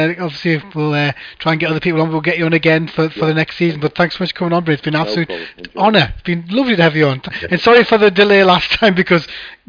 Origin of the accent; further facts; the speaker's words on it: Gateshead, North East England, United Kingdom; I'm from Gateshead